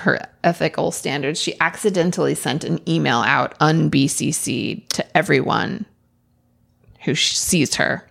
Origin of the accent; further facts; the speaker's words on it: Oregon, United States; I, I'm from Oregon